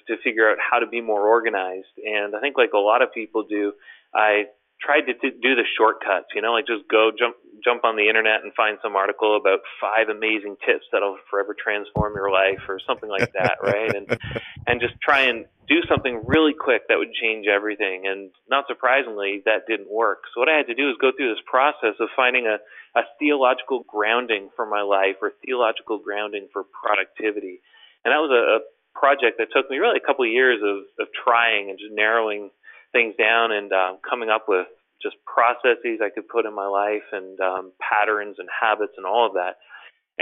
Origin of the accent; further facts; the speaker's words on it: Toronto, Ontario, Canada; I'm from Toronto, Canada